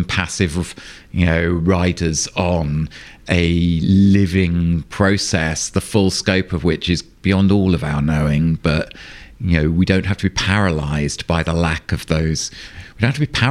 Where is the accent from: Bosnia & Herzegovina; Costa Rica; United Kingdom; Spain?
United Kingdom; England; moved away as an adult; now in Sweden; as you can probably hear, I grew up in England. I've lived for the last 11 years in Sweden